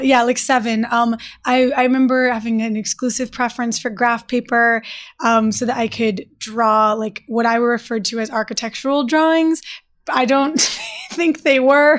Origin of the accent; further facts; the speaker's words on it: Detroit, Michigan, United States; I'm from Detroit